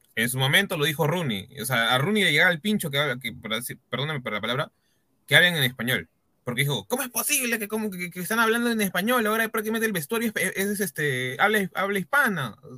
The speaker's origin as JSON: {"language": "Spanish", "country": "Peru", "said": "así somos los peruanos"}